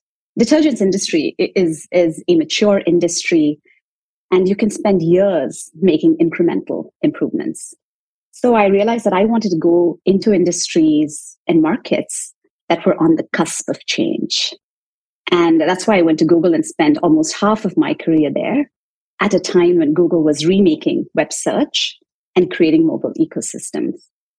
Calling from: Chicago, Illinois, United States; I'm calling in from Chicago. It's a cloudy day today, but I'm doing well.

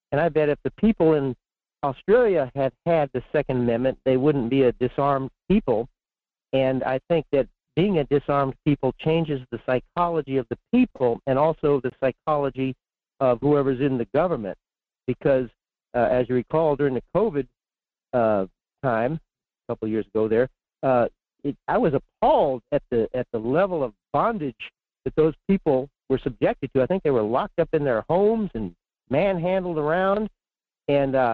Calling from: Fairbanks, Alaska, United States; in Fairbanks.

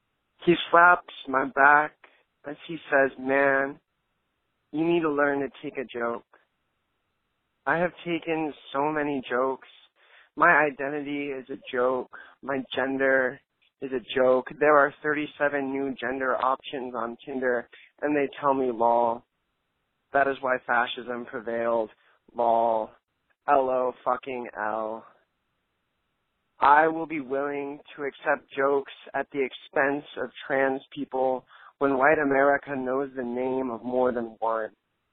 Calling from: New Orleans, Louisiana, United States; I'm calling from New Orleans, Louisiana.

